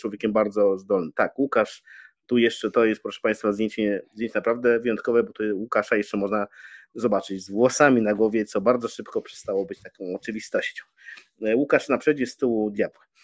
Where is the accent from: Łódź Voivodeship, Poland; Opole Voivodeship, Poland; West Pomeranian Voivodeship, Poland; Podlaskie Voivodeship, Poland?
Podlaskie Voivodeship, Poland; Białystok; moved away as an adult; also born or lived in Warsaw; Przyjechałem na Jelonki z Białego Stoku, z mojego rodzinnego miasta